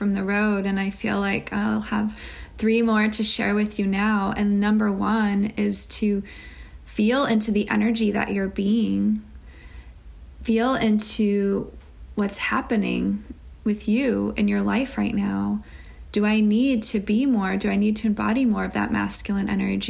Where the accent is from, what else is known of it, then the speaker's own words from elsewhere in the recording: Chicago, Illinois, United States; Growing up in Chicago